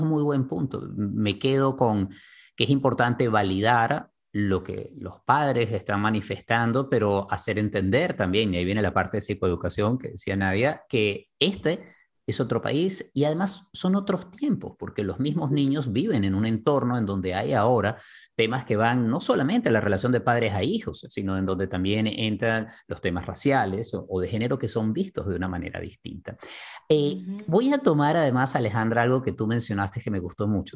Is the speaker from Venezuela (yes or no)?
yes; Venezuela; first language Spanish; now in Miami, United States; Creciendo en Venezuela hay una cantidad de elementos de racismo que yo no veía y que asumía como venezolano